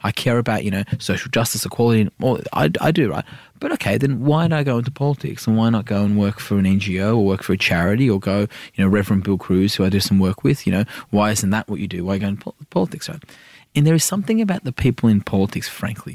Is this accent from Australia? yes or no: yes; Sydney, New South Wales, Australia; also born or lived in Iran; I'm an inner city wog from Sydney